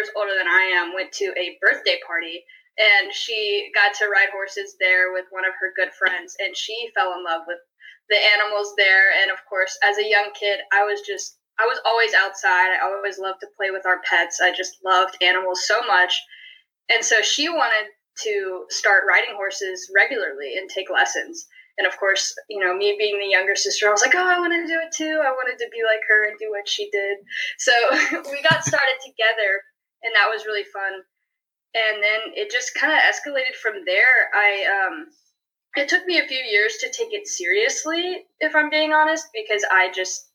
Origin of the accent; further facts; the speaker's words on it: Gainesville, Georgia, United States; moved away as an adult; now in Davidson, United States; I'm originally from Gainesville, Georgia.